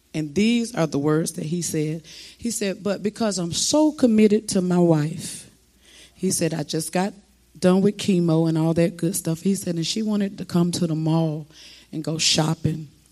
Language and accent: English; South Florida, United States; I'm from South Florida